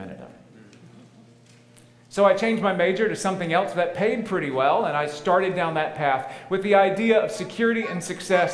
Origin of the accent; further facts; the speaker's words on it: Tennessee, United States; moved away; I grew up in Tennessee